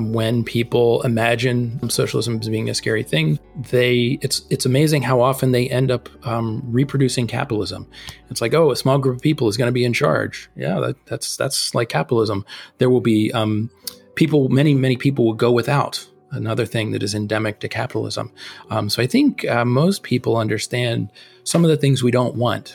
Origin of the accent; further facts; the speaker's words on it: outside of Philadelphia, Pennsylvania, United States; I grew outside of Philadelphia, and there was not a lot of socialism talk where I grew up either